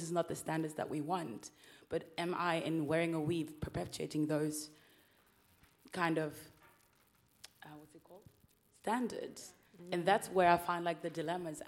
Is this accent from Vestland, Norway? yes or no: no; Oslo, Norway; I'm half Norwegian, half Gambian, and I'm born and raised in Oslo